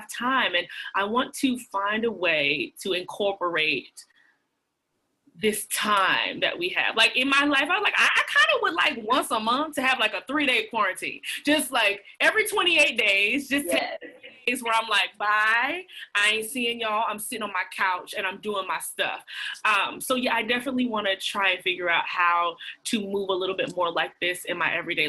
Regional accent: Atlanta, Georgia, United States; moved away as an adult; also born or lived in Washington, D.C.; now in New York, United States; I'm born and raised in Atlanta, Georgia.

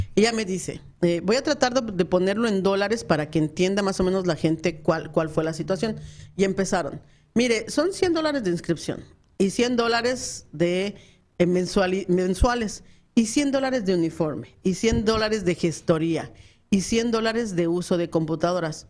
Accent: Mexico City, Mexico; moved away as an adult; now in Phoenix, United States; soy del DF

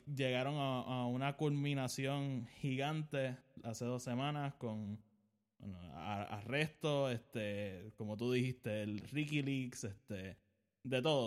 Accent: Puerto Rico; yo vivo en Puerto Rico, soy puertorriqueño

